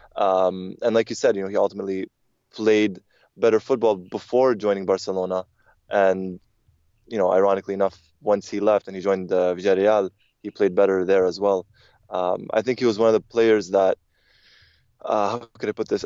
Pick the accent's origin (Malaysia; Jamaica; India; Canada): Canada; growing up in Canada, we had satellite television